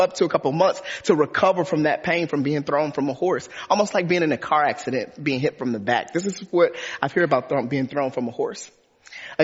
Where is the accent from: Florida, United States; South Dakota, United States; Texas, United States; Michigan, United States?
Michigan, United States; Detroit; I grew up in Detroit, Michigan.